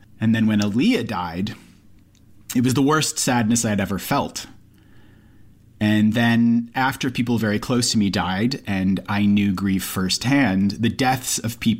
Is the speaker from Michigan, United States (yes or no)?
no; Minneapolis, Minnesota, United States; I grew up in the Twin Cities, and … was a huge part of my life when I was growing up.